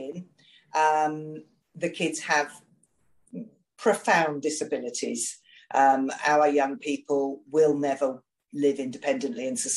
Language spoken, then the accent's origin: English; United Kingdom; I'm a Brit